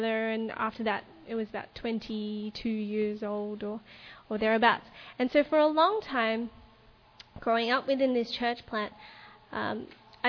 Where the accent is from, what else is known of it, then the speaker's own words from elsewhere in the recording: Melbourne, Victoria, Australia; I grew up in Melbourne in a church called the Melbourne Seventh-day Adventist Church